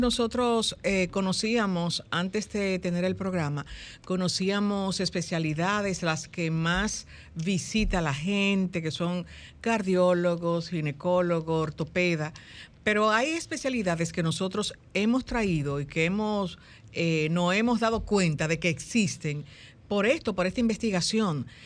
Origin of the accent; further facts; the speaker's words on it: Dominican Republic; nosotros como dominicanos